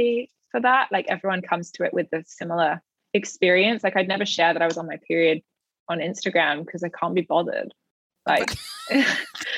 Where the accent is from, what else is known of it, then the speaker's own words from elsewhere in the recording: United Kingdom; I'm British